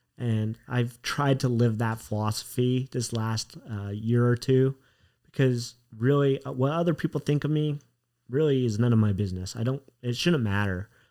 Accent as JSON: {"language": "English", "region": "Utah", "country": "United States", "tie": "born or raised there", "said": "I grew up in Utah"}